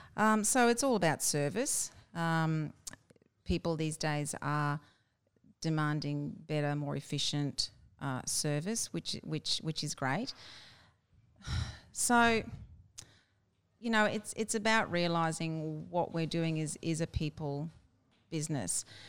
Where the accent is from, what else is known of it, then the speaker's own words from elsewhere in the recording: Brisbane, Queensland, Australia; I was born in Brisbane, all my life in Brisbane